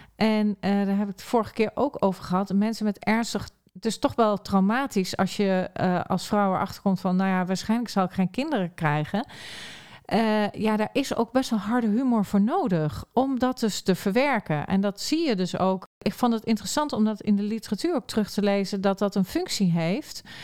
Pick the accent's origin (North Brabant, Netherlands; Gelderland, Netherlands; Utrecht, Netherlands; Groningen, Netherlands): Gelderland, Netherlands; Arnhem; moved away; ik kom ook oorspronkelijk uit Arnhem